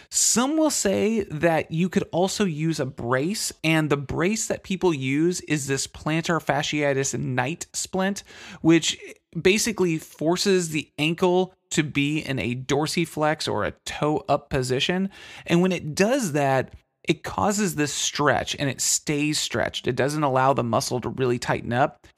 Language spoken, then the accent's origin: English; Texas, United States; I'm from Texas